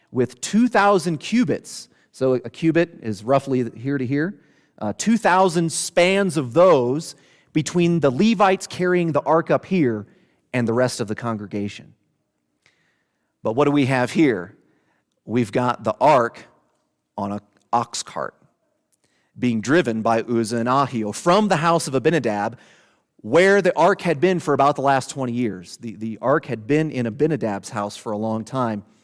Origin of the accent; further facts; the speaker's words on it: Southern Illinois, United States; moved away; I'm from Southern Illinois